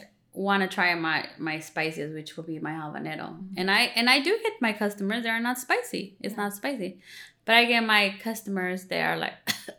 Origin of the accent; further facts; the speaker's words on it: Cuernavaca, Morelos, Mexico; moved away; where I'm from Cuernavaca, Morelos